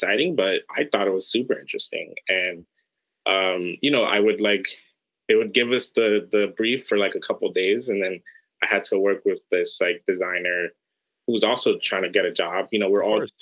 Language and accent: English; New York City, New York, United States; I grew up in New York City in Harlem